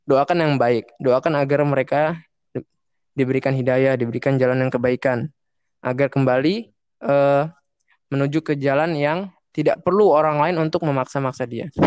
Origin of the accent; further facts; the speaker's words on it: Java, Indonesia; now in Kukusan, Indonesia; kalau di sini kan di daerah saya mah di Kukusan. Walaupun saya orang Jawa kan saya dekat Betawi ya.